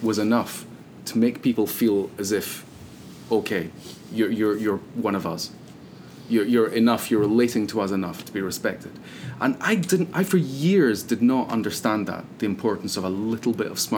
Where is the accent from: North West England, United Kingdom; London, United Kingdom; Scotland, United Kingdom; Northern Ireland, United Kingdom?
Scotland, United Kingdom; I come from Scotland